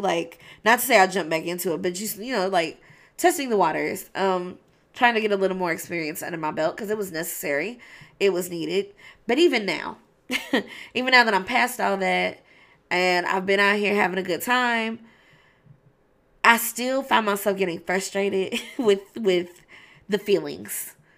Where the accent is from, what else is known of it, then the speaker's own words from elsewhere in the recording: Louisville, Kentucky, United States; as a high school student growing up in Louisville, Kentucky